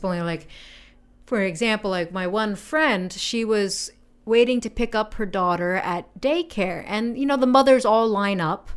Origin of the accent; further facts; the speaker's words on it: United States; now in Japan; I'm American